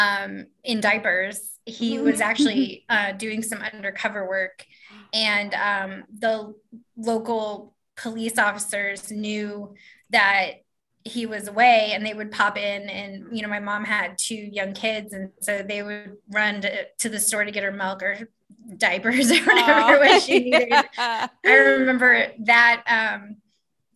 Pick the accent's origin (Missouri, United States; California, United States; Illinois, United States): Missouri, United States; Kansas City; I grew up in the Northland in Kansas City, Missouri